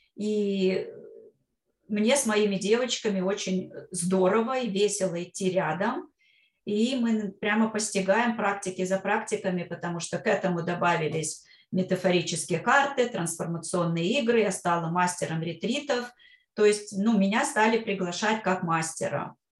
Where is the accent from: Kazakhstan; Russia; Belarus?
Russia; Kostroma, Kostroma Oblast; moved away as an adult; also born or lived in Brooklyn, New York; now in New York, United States; когда я возвращалась в свою родную Кострому, э, я из Костромы родом